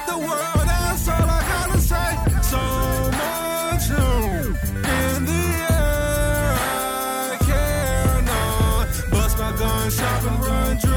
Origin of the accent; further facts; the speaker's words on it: Houston, Texas, United States; from Houston, Texas.